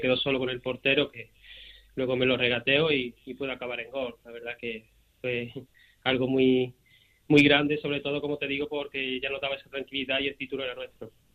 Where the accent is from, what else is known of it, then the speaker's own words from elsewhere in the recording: Seville, Andalusia, Spain; Yo que soy de aquí, de Sevilla, eh, he nacido y, he crecido aquí